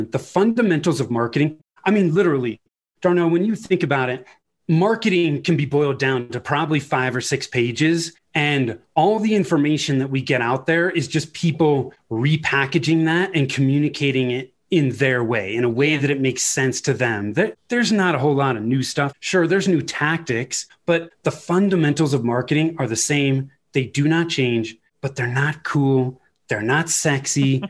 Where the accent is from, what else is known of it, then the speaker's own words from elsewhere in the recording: Northern California, United States; moved away as an adult; now in Denver, United States; I was born and raised in Northern California. My wife and I moved to Denver in 2008